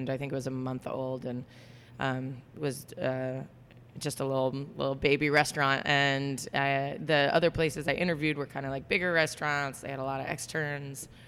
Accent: Florida, United States; moved away as an adult; also born or lived in New York; now in California, United States; I'm from Florida.

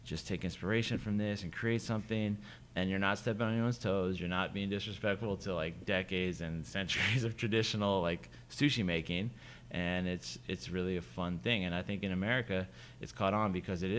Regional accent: Vacaville, California, United States; moved away as an adult; also born or lived in San Luis Obispo / Japan / New York; now in Oakland, United States; I grew up in Vacaville, okay. So towards Sacramento

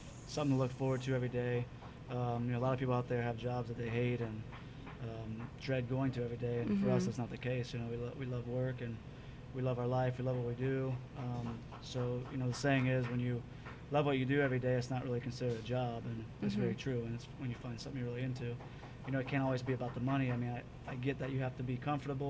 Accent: Cincinnati, Ohio, United States; now in San Francisco, United States; Originally from Cincinnati, Ohio

